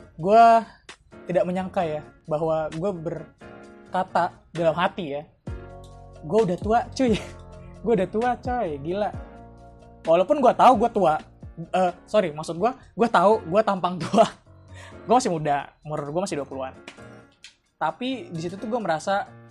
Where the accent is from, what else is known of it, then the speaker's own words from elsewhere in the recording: Bekasi, West Java, Indonesia; moved away as an adult; now in Solo, Indonesia; gue sempat balik ke kampung halaman gue ke Bekasi